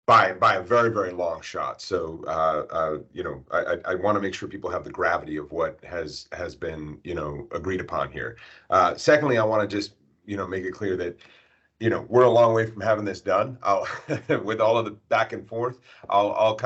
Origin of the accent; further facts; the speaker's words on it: United States; as an American